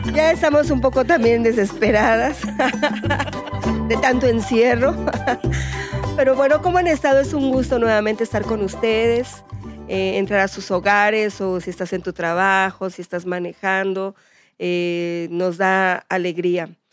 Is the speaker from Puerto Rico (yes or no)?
no; Mexico; somos así los mexicanos